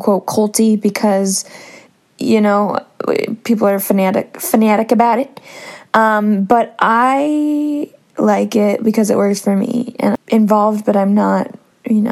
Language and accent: English; Northern California, United States; also born or lived in San Diego, California; I am from Northern California